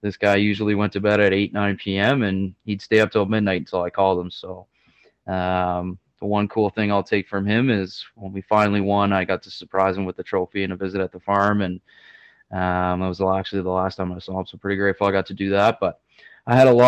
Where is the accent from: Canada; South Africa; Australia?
Canada; Barrie, Ontario; I'm born and raised in Barrie, Ontario, just about an hour north of Toronto